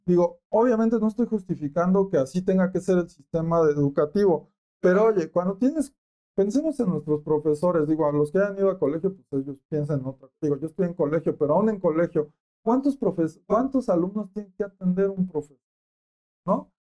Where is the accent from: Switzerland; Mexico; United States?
Mexico; Michoacán; Yo que soy de Michoacán, aguacatero.